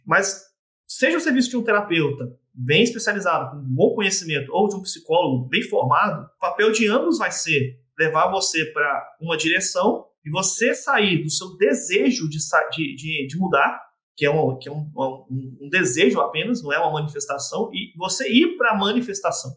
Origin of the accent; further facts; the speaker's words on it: Vila Velha, Espírito Santo, Brazil; moved away as an adult; also born or lived in Blumenau / Rio do Sul / Curitiba; Sou de Vila Velha, no Espírito Santo